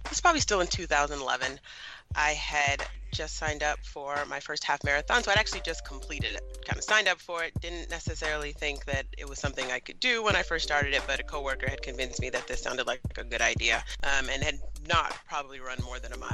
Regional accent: California, United States; moved away as an adult; now in New York, United States; I'm originally from California

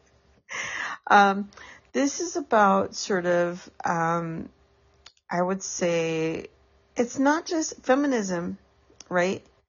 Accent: San Francisco, California, United States; Specifically, specifically in San Francisco

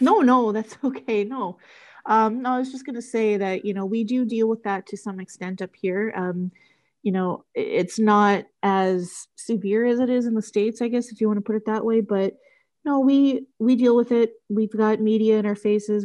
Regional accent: Canada; I'm from Canada

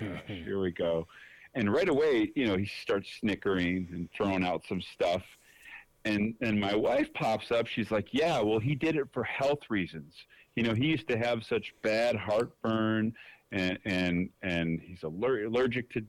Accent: Detroit, Michigan, United States; now in Dallas, United States; I'm from Detroit, right? I live in Dallas

